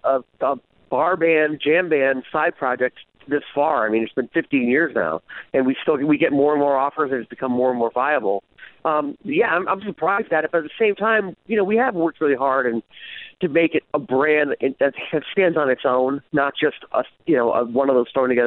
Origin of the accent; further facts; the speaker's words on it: East Coast, United States; also born or lived in Los Angeles, United States; I'm from the East Coast. I lived in LA for 15 years. I just kind of moved out here just to get out away from Hollywood for a while.